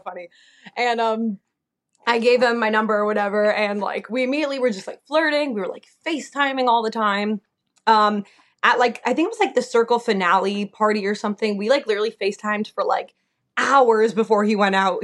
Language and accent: English; New Jersey, United States; moved away as an adult; also born or lived in Delaware; now in Oregon, United States; I'm from Jersey, like born and raised